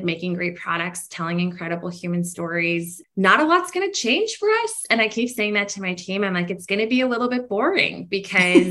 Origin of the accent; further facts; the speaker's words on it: Canada; I'm a Canadian founder. We're based in Canada.